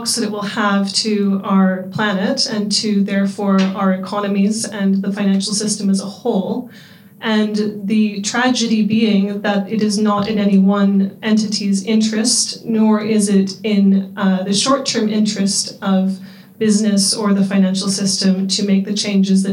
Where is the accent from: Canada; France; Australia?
Canada; accent: Canadian; moved away as an adult; now in London, United Kingdom; I am Canadian, as you can probably tell from my accent, although I call myself a Londoner now, having been here for 13 years.